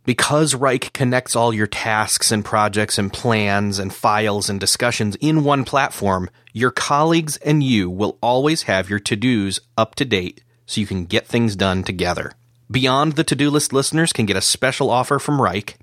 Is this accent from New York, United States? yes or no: yes; New York, United States; accent: flat, un-American, bland accent from America; moved away; I grew up in New York, state of New York